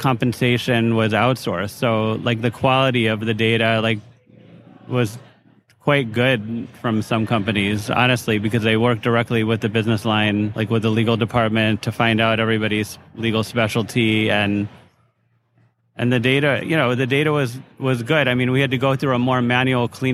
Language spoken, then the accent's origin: English; Minneapolis, Minnesota, United States; now in New York, United States; I'm from Minneapolis, Minnesota